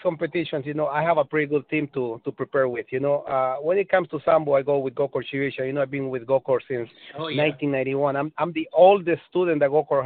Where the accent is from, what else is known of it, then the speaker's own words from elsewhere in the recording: Honduras; moved away; I'm from Honduras, you know, and we eat a lot of Spanish food